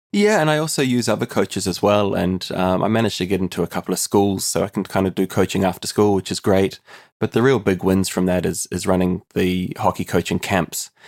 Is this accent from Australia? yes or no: no; New Zealand; moved away as an adult; now in Limerick, Ireland; I'm originally from New Zealand and I moved to Ireland in the heart of the recession in two thousand and eleven.